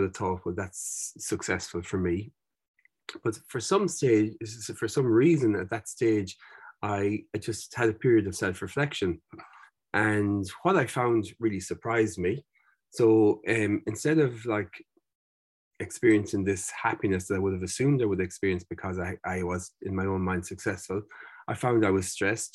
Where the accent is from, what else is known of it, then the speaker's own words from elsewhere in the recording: Mayo, Connacht, Ireland; I was growing up in Mayo